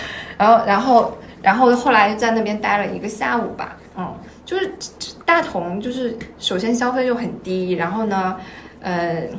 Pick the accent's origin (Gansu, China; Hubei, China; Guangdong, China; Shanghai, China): Guangdong, China; 我是一个广东人